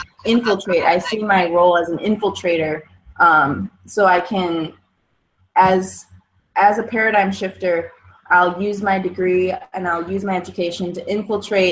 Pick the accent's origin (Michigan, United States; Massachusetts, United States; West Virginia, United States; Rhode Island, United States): Michigan, United States; I'm so rooted in Michigan. So I'm from Michigan. I'm in Kalamazoo, Michigan